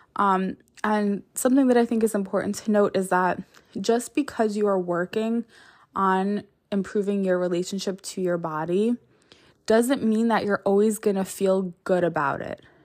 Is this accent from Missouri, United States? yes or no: no; New York, United States; I'm a New Yorker